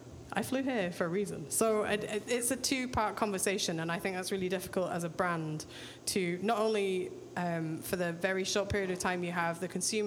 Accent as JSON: {"language": "English", "region": "Scotland", "country": "United Kingdom", "said": "In Scotland, we're fiercely protective of whiskey being a Scottish product, which is also contentious."}